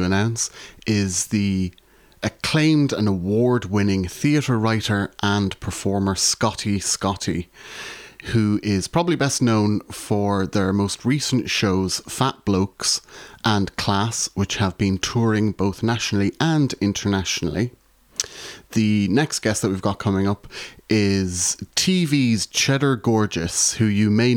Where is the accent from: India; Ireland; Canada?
Ireland; moved away as an adult; also born or lived in Glasgow, Scotland; now in Salford, United Kingdom; was originally born and raised in Ireland. I am still an Irish citizen, but I now live in the UK, in Salford, which is a part of Greater Manchester.